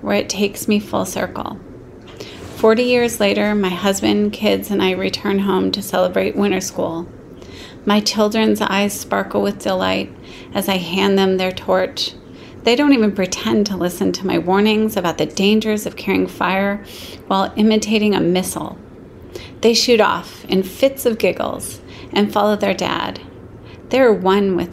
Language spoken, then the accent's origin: English; Aspen, Colorado, United States; born or raised there